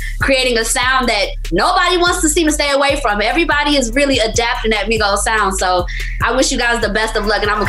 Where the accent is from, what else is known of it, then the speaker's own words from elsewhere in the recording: Atlanta, Georgia, United States; I'm born and raised in Atlanta